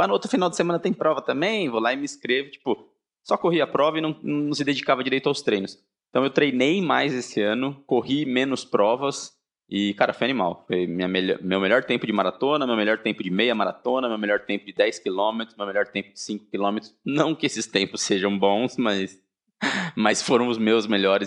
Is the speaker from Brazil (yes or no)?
yes; Sorocaba, São Paulo, Brazil; Sorocaba, minha terra